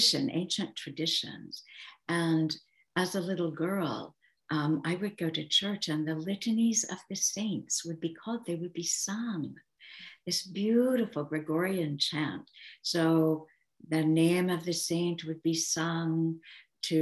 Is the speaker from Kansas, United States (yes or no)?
yes; Kansas, United States; I grew up in Kansas and my dad was a farmer.